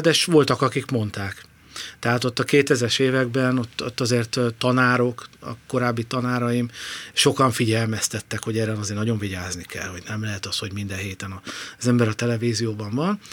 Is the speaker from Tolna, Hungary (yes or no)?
no; Szombathely, Vas, Hungary; moved away as an adult; also born or lived in Budapest / village near Balaton; now in near Lake Balaton, Hungary; én szombathelyi vagyok, szombathelyről az egyetemre jöttem Budapestre